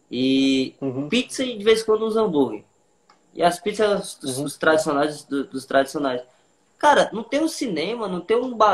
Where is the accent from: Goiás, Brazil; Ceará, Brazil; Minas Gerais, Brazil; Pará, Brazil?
Ceará, Brazil; Morada Nova; Eu sou da cidade de Moro Novo Ceará, como eu falei há pouco tempo.